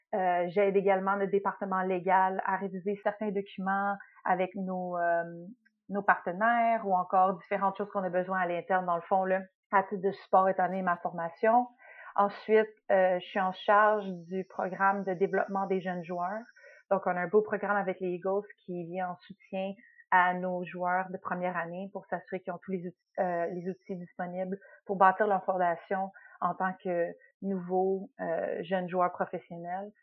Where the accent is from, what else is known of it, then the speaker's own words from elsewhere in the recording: Quebec, Canada; moved away as an adult; also born or lived in Montreal / Toronto; now in United States; Je suis québécoise dans, dans l'âme